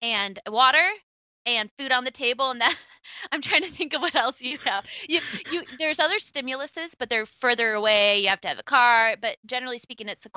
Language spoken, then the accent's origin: English; Rochester, New York, United States; also born or lived in Buffalo, New York; I'm from upstate New York. I'm from Rochester